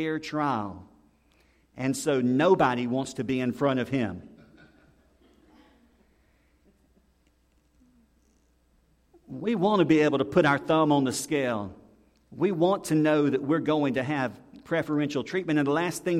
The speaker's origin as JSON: {"language": "English", "region": "the South", "country": "United States", "said": "we're from the South"}